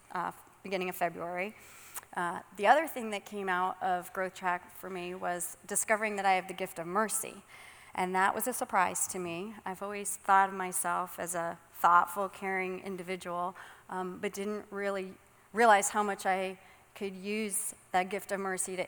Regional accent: Suffield, Connecticut, United States; moved away as an adult; also born or lived in Florida; I was born and raised in Suffield

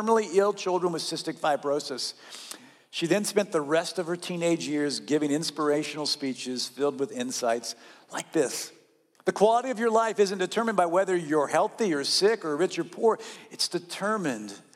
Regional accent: North Carolina, United States; I grew up in North Carolina, and that region of the southern United States

